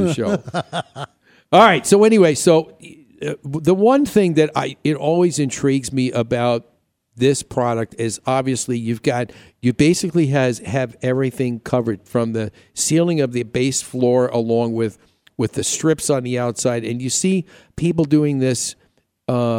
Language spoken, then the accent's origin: English; New York, United States; also born or lived in Boston / Chicago; now in Arizona, United States; living back east and growing up in New York, and I lived in Boston and Chicago